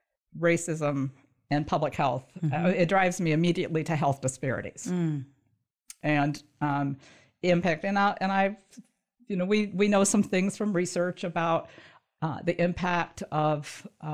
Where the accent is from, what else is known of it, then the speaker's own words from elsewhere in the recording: Michigan, United States; moved away as an adult; also born or lived in southern Indiana / northern Kentucky; I grew up in Michigan.